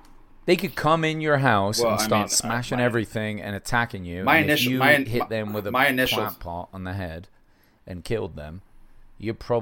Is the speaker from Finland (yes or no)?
no; England, United Kingdom; now in United States; I'm English